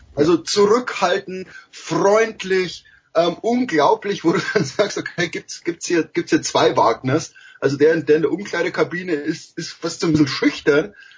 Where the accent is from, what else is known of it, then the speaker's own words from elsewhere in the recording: Germany; also born or lived in United States; als Deutscher